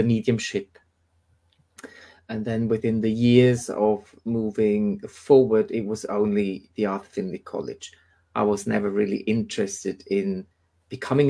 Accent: Switzerland; moved away as an adult; now in United Kingdom; where I came from Switzerland, I mean, it's 10 years ago now

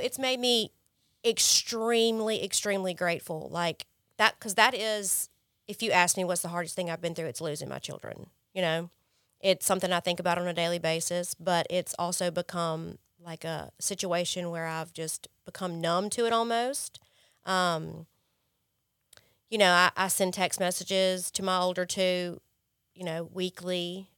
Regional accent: Jackson, United States; moved away; I grew up in Jackson, I grew up privileged

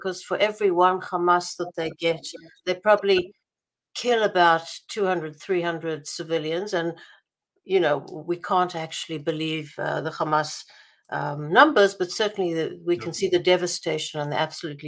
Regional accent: Israel; also born or lived in South Africa; now in United States; When I was growing up in Israel

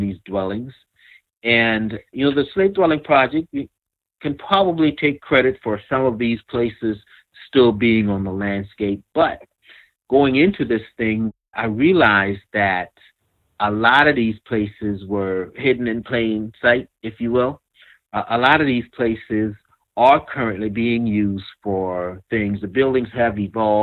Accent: Kingstree, South Carolina, United States; I grew up in a very small town of King Street, South Carolina, Williamsburg County

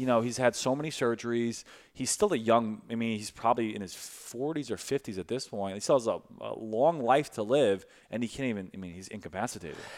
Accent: Brooklyn, New York, United States; moved away as an adult; also born or lived in Westchester; now in St. Louis, United States; I was born in Brooklyn, uh, then I went to Westchester, li, moved to Westchester not too f, uh, probably when I was, like, twelve or thirteen.

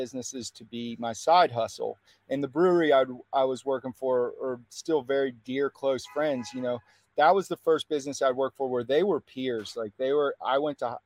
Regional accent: West Virginia, United States; moved away; also born or lived in Florida Keys, Florida; In 2017, we moved to West Virginia. I'm originally from West Virginia.

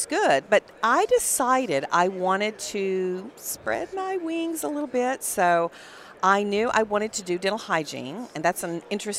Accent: Electra, Texas, United States; accent: Texas; also born or lived in Wichita Falls, Texas / Dallas, Texas; I grew up in Texas at a tiny little town called Electra, Texas.

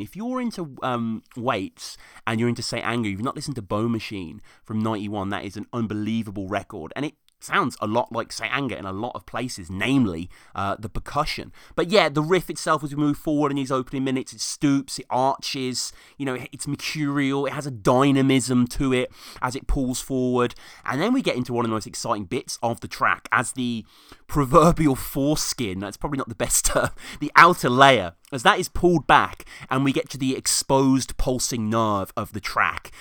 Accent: United Kingdom; I'm Brit over here

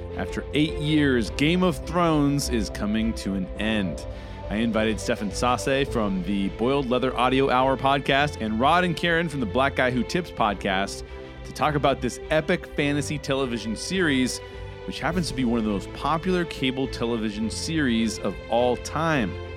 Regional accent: Southern California, United States; I'm a 38 year old white cis male who was born and raised in Southern California, where I currently reside

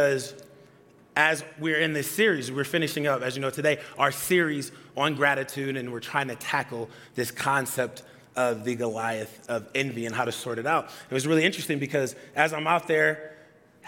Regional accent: Atlanta, Georgia, United States; moved away; I'm from Atlanta

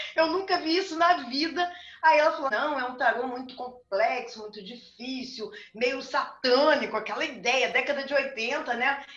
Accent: Rio Grande do Sul, Brazil; also born or lived in Rio de Janeiro; now in Brasília, Brazil; Eu sou nascida no Rio Grande do Sul

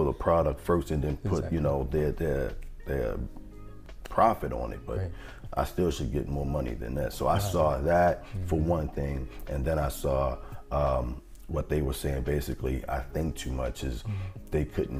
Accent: Baltimore, Maryland, United States; I'm from Baltimore. Baltimore wasn't a big city

